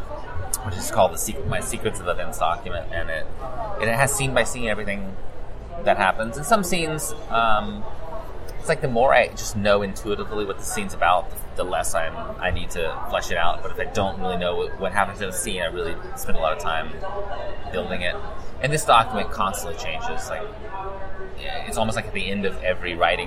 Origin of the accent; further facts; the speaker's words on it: Statesville, North Carolina, United States; I grew up in Statesville, North Carolina.